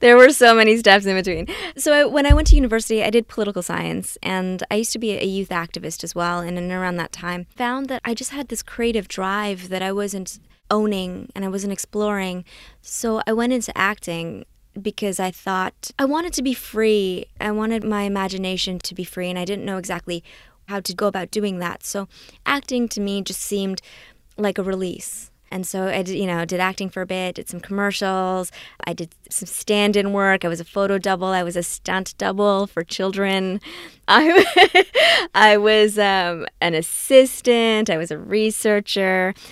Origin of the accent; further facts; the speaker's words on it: Canada; also born or lived in Trinidad; when I came to Canada from Trinidad, I was six years old